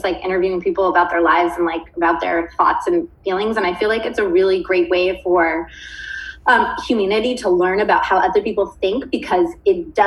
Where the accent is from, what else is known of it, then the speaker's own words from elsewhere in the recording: Stockton, California, United States; moved away; That's my hometown